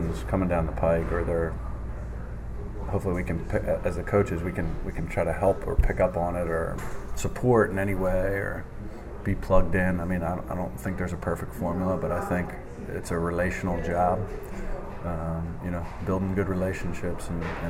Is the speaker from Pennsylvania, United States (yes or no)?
yes; near Lansdale, Pennsylvania, United States; which was close to my hometown